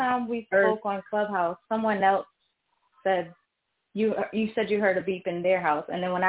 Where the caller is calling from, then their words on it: Philadelphia, Pennsylvania, United States; I'm calling from Philadelphia.